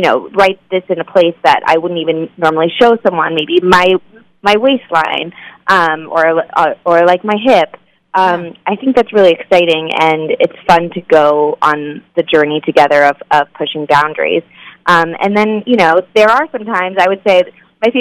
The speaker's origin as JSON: {"language": "English", "town": "Phoenix", "region": "Arizona", "country": "United States", "tie": "born or raised there", "said": "I really hated growing up in Arizona"}